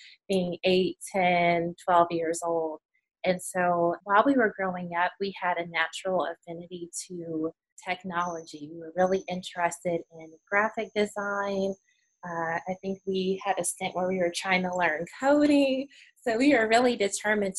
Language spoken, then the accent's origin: English; Chicago, Illinois, United States; now in Birmingham, United States; right now we're based in Birmingham. We're originally from Chicago